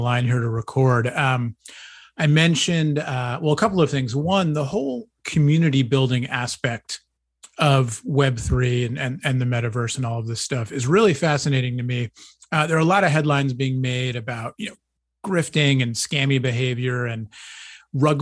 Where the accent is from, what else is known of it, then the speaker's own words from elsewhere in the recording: East Coast, United States; I grew up on the East Coast